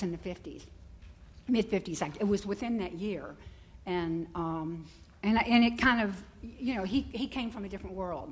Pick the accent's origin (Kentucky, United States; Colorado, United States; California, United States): Kentucky, United States; Louisville; moved away; I'm from Louisville. I grew up in Louisville, and haven't lived there since